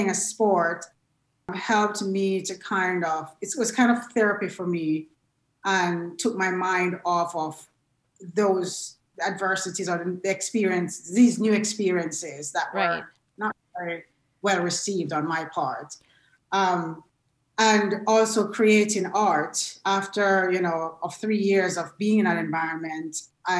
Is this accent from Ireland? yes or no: no; Jamaica; moved away as an adult; now in United States; I was born and raised in Jamaica